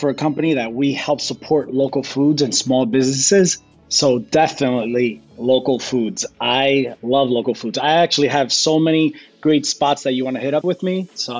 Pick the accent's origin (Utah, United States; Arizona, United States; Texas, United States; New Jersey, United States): New Jersey, United States; also born or lived in Colombia; now in Los Angeles, United States; I'm 30 years old. I'm originally from Colombia, but I was raised in Jersey.